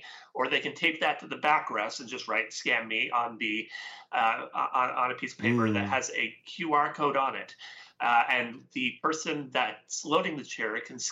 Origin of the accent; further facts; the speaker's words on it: West Coast of Canada, Canada; I am Canadian, so I'm from the West Coast here.